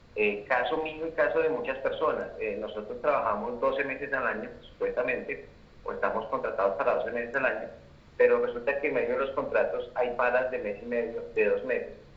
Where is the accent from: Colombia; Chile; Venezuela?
Colombia; now in Bogotá, Colombia; nosotros como trabajadores colombianos